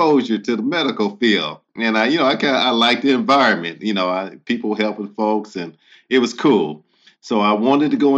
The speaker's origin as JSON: {"language": "English", "town": "Fort Wayne", "region": "Indiana", "country": "United States", "tie": "born or raised there", "said": "So I'm originally from Fort Wayne, Indiana. I'm originally from the Midwest"}